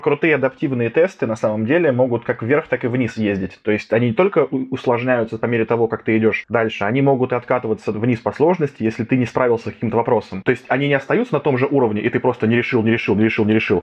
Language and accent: Russian; Voronezh, Voronezh Oblast, Russia; moved away; я сегодня записываюсь из Воронежа, потому что я родом из Воронежа